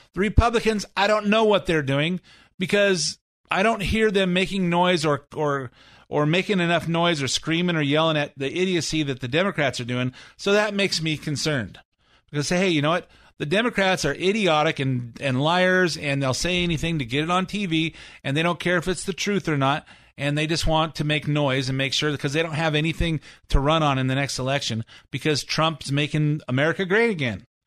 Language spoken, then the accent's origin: English; United States; I'm American